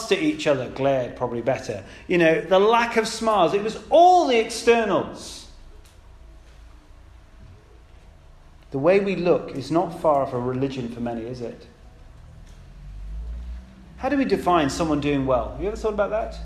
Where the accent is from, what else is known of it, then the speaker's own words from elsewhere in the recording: United Kingdom; I'm British